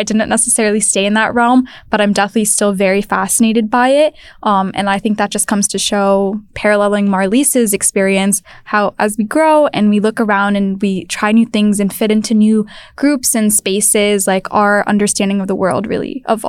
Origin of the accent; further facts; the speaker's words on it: Cambridge, Massachusetts, United States; growing up in Cambridge, being surrounded by all this innovation